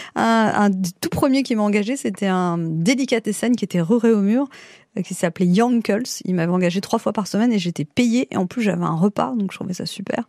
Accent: Paris, Île-de-France, France; also born or lived in Neuilly-sur-Seine; je suis née dans le 17e et quand j'étais petite j'étais à Neuilly.

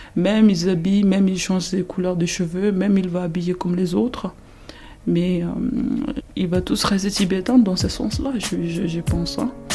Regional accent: India; moved away as an adult; now in France; je suis née en Inde. J'ai grandi en Inde jusqu'à 19 ans.

